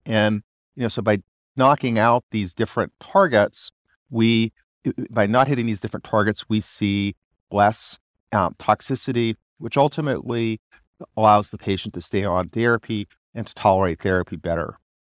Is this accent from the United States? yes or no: yes; Arkansas, United States; I'm also from Arkansas where we think about things simply